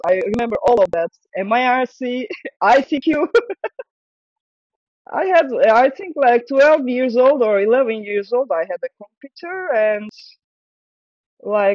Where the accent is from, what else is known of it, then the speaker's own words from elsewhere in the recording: Istanbul, Turkey; English is a second language; moved away as an adult; also born or lived in Belgium; now in Antwerp, Belgium; I'm from Istanbul. I'm born in Istanbul in an artist family